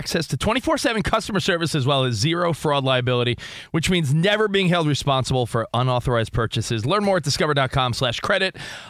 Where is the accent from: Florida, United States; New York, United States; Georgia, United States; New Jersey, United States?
New York, United States; moved away as an adult; now in Los Angeles, United States; and I grew up in New York.